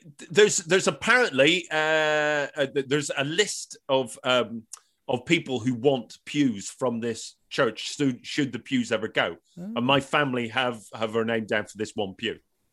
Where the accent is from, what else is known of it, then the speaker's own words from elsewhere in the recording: Northern Ireland, United Kingdom; moved away; when I go home to Northern Ireland, I do go to Mass